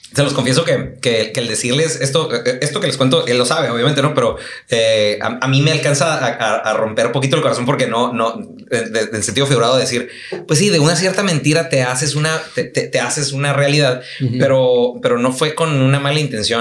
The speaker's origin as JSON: {"language": "Spanish", "town": "Tijuana", "region": "Baja California", "country": "Mexico", "also_born_or_lived": "United States", "said": "yo me considero muy tijuanense"}